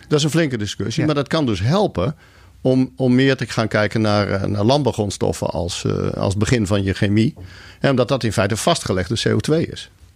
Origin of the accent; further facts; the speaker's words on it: Leeuwarden, Friesland, Netherlands; moved away as an adult; also born or lived in Groningen / Zurich, Switzerland; ik ben geboren in Groningen, ik ben opgegroeid in Leeuwarden